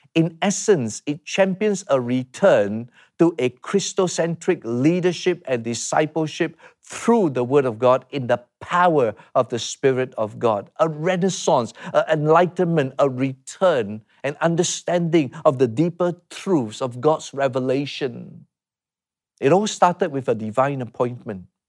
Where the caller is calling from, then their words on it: Singapore; I'm calling from Singapore